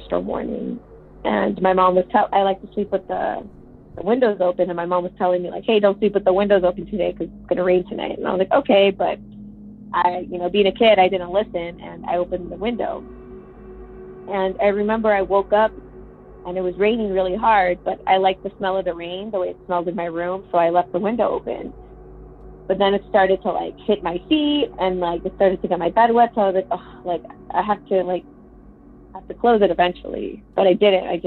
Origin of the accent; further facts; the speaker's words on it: Texas, United States; also born or lived in Minnesota; I'm from Texas